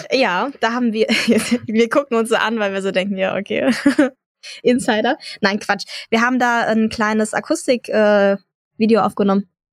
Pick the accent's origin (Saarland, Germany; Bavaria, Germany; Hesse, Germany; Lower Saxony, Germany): Hesse, Germany; near Frankfurt; moved away; Ich komme ursprünglich auch aus der Nähe Frankfurt